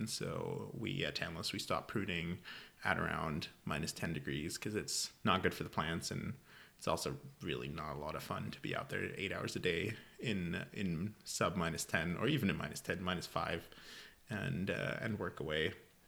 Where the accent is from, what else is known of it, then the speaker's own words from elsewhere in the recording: Germany; accent: Californian; English is a second language; also born or lived in California; years in college at UC Davis in California, so that is the accent that you can hear there. As I said, born and raised in Germany, and discovered wine after high school